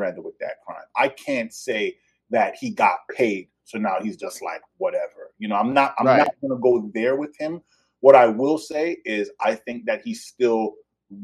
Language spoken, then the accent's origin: English; New York, United States; I'm born and raised in New York. I grew up a Knicks fan. I'm Jamaican